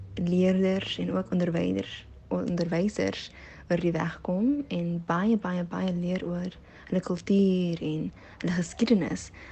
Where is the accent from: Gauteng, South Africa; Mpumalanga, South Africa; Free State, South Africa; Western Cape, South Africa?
Western Cape, South Africa; Helderberg area; moved away as an adult; also born or lived in Paarl / South Korea / South America; Ek is oorspronklik van die Parel, maar het 'n paar jaar in die Hilderberg area gebly en groot geword.